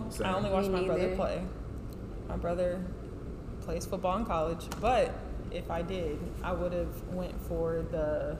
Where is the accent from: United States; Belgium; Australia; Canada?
United States; Chicago, Illinois; I'm from Chicago